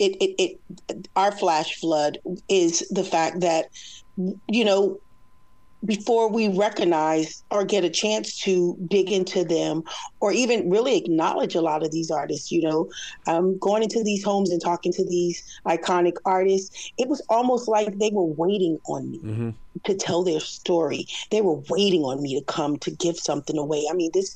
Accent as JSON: {"language": "English", "region": "West Coast", "country": "United States", "said": "I'm from the West Coast"}